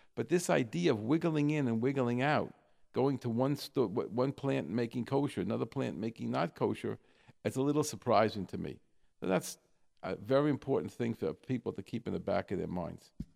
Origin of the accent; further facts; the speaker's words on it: New York, United States; moved away; I'm come from New York